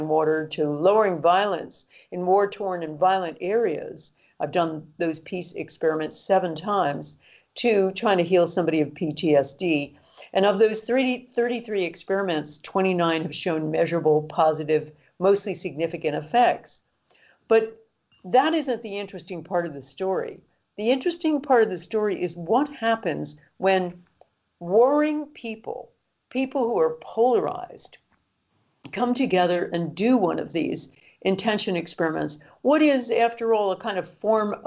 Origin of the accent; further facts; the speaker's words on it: London, United Kingdom; my hometown of London